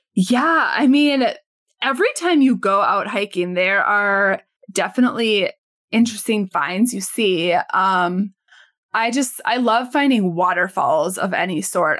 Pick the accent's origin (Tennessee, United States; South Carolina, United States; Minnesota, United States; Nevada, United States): Minnesota, United States; I was born and raised in Minnesota